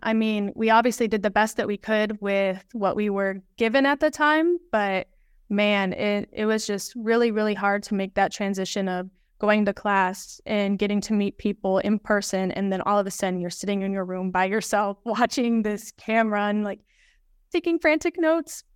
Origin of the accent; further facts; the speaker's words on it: Des Moines, Iowa, United States; I grew up in Des Moines